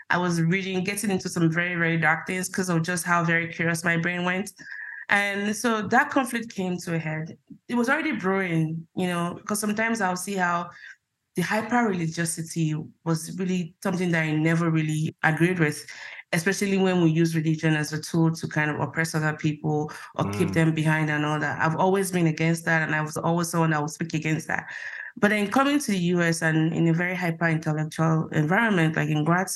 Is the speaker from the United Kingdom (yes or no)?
no; Nigeria; moved away as an adult; now in United States; growing up in Nigeria, like most Nigerians, you had a religion